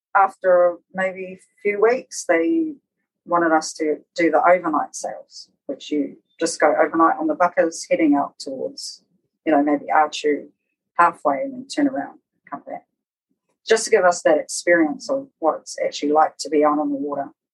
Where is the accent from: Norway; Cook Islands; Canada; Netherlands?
Cook Islands; Rarotonga; also born or lived in Ōpōtiki, New Zealand; And so we left there when I was quite young, about four, to come to Raro, and did some schooling over here, and lived here until I was about ten years old